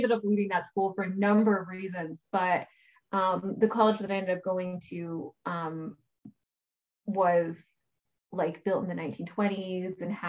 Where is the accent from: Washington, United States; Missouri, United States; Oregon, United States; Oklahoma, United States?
Oklahoma, United States; moved away as an adult; also born or lived in Texas / Santa Fe, New Mexico; I grew up in Oklahoma and I was born in Texas. My mom was originally from Ohio, but they moved to New Mexico when she was really young. My dad's from Michigan